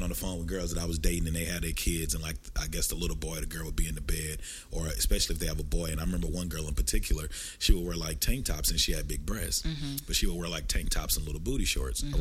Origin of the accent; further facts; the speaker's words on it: Texarkana, United States; We used to have a motto growing up in Texarkana, that TK support TK.